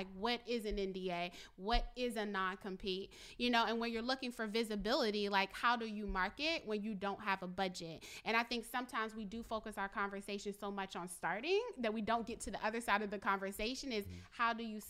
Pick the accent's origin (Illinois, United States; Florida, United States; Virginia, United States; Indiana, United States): Virginia, United States; Richmond; One other example, because I'm from Richmond